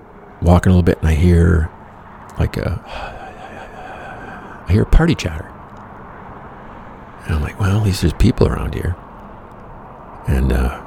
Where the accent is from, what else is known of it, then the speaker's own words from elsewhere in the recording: Michigan, United States; I'm from Michigan